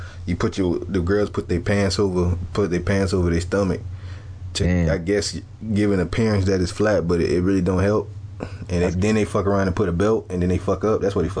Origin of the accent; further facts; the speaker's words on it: Jacksonville, Florida, United States; I'm from Jacksonville. Niggas do not dance in Jacksonville.